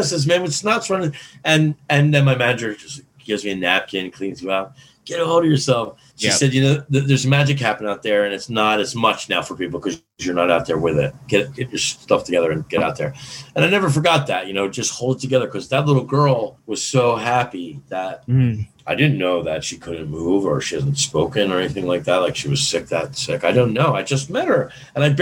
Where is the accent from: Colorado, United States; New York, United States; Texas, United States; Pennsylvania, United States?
Pennsylvania, United States; Philadelphia; I'm from Philadelphia